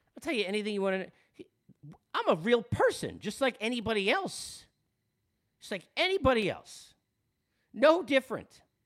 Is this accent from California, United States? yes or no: no; Long Island, New York, United States; accent: Long Island; I'm from Long Island